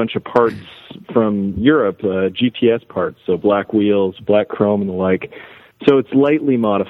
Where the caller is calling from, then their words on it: Redmond, Washington, United States; So I'm up in Redmond, Washington, right outside of Seattle.